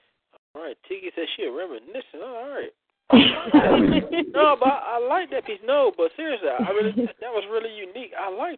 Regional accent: the South, United States; I'm from down south.

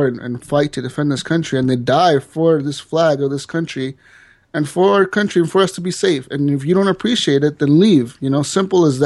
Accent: United States; I was born here, you know, and you know, thankfully I grew up here.

